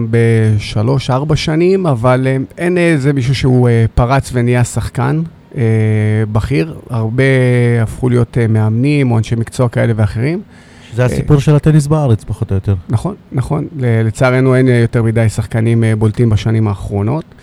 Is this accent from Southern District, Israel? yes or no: yes; Beersheba, Southern District, Israel; נולדתי וגדלתי כאן uh, בעיר באר שבע.